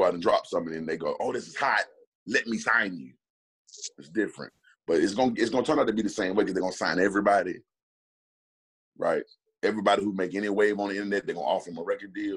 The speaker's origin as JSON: {"language": "English", "region": "Alabama", "country": "United States", "said": "I'm from Alabama."}